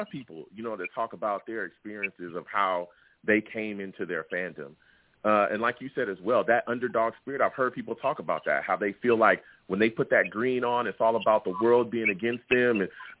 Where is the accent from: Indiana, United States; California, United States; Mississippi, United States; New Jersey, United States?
California, United States; I am a fan from California. Everybody knows that, you know. Didn't grow up in the New York area, didn't grow up in the Jersey area